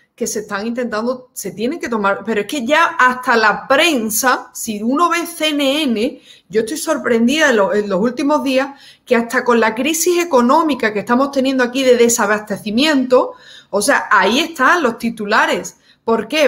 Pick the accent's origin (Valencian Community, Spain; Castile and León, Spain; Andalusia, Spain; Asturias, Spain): Andalusia, Spain; Seville; en mi región, yo soy de Sevilla